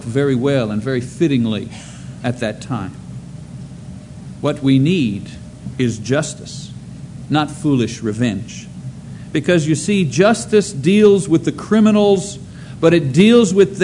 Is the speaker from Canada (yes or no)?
yes; Canada; now in United States; being a Canadian citizen